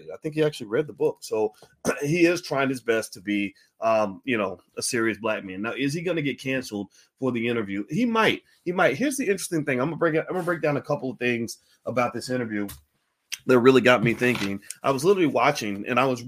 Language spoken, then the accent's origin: English; Kentucky, United States; I'm from Kentucky